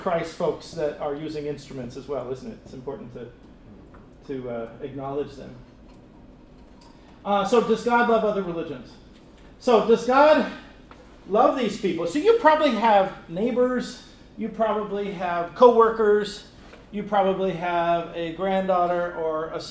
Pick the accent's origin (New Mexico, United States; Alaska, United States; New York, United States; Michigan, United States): New Mexico, United States; moved away as an adult; also born or lived in Calgary, Canada / Texas; now in California, United States; I grew up in New Mexico where there's lots of Native Americans